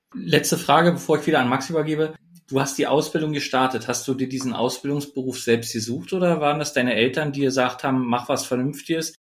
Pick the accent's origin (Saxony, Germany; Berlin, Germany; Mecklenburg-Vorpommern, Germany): Berlin, Germany; ich jetzt als Berliner